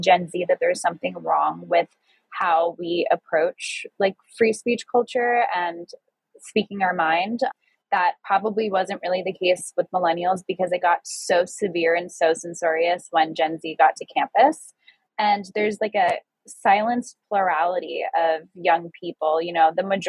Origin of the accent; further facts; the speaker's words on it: New York, United States; being a young person growing up in New York